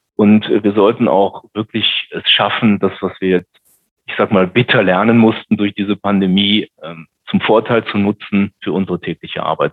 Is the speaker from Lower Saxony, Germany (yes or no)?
no; Düsseldorf, North Rhine-Westphalia, Germany; ich bin ja gebürtiger Rheinländer